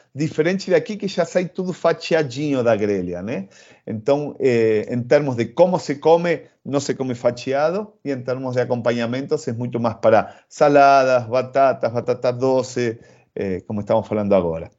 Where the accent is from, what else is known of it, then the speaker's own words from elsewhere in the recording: Argentina; accent: Argentine; Portuguese is a second language; moved away as an adult; also born or lived in Rio de Janeiro, Brazil; now in São Paulo, Brazil; como, como argentino